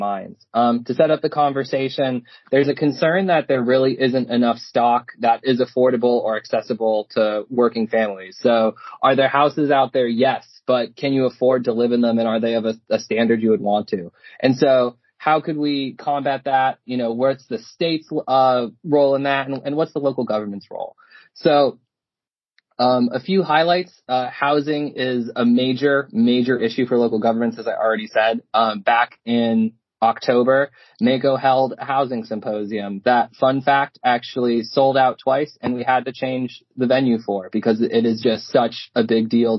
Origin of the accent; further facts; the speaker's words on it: Pennsylvania, United States; now in Maryland, United States; I'm a Pennsylvania boy.